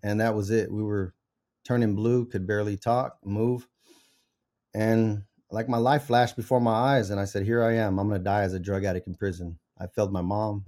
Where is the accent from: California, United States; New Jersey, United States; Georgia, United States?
California, United States; Central Valley; I was raised in the Central Valley to a single mom